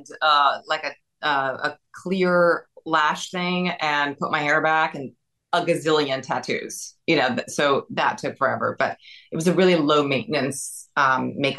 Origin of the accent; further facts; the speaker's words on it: Brazil; I'm from Brazil.